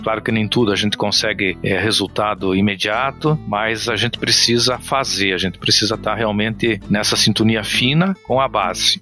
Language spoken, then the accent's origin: Portuguese; Pato Branco, Paraná, Brazil; also born or lived in Curitiba; Eu moro em Pato Branco e vou para casa todo final de semana e venho para Curitiba todo final de semana. Então é uma distância bem considerável, são 430 quilômetros. Você já esteve lá na minha terra